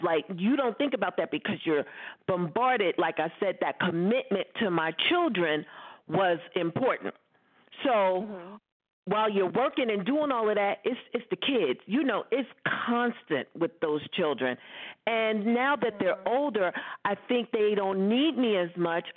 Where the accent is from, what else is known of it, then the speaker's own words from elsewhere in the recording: New York City, New York, United States; I grew up in Brooklyn.